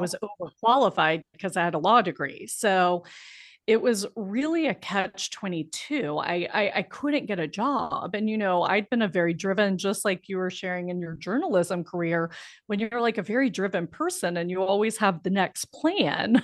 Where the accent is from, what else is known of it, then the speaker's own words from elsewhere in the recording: Biloxi, Mississippi, United States; moved away as an adult; I grew up in Biloxi, Mississippi, which is a small town in Mississippi right on the Gulf of Mexico.